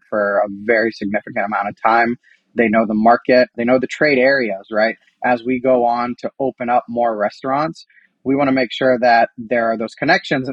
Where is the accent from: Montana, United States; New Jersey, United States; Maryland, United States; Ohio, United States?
Ohio, United States; Columbus; now in New York, United States; we're all from Columbus, Ohio. We're all Ohio State alumni. We grew up with Donatos.